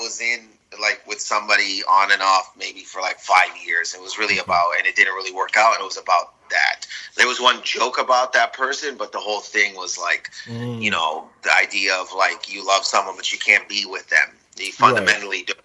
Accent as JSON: {"language": "English", "country": "Canada", "tie": "born or raised there", "said": "I was born in Canada"}